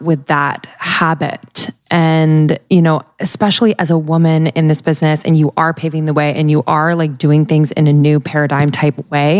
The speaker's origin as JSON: {"language": "English", "region": "New Jersey", "country": "United States", "said": "It's okay. I'm from Jersey too."}